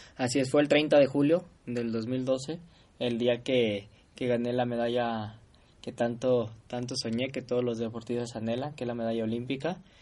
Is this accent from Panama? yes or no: no; Guadalajara, Jalisco, Mexico; yo soy de Guadalajara